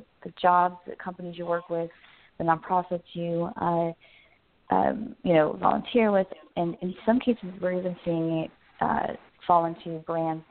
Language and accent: English; Las Vegas, Nevada, United States; moved away; I'm from Las Vegas